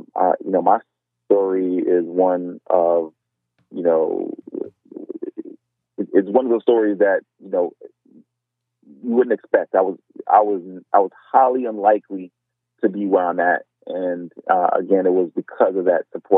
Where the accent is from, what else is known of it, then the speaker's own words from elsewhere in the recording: Miami, Florida, United States; I was born and raised in South Florida. I was born at Jackson Memorial Hospital in Miami.